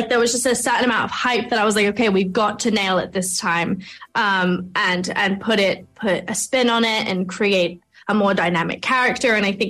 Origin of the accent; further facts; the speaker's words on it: England, United Kingdom; I'm sorry, I've never even been to Ireland, which is crazy. I'm English.